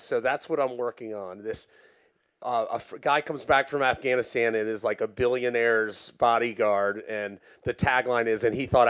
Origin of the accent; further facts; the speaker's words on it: the South, United States; No, when I was growing up in the South, and I'm sure a lot of y'all can agree, you were either a lawyer, a doctor, or a banker.